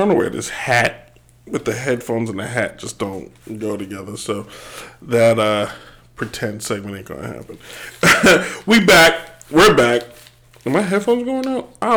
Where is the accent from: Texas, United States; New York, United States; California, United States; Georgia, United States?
New York, United States; Growing up in New York